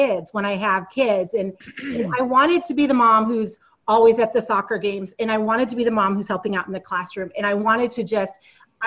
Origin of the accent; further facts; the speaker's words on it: upstate New York, United States; also born or lived in Silicon Valley; I grew up in the Northeast. I grew up in upstate New York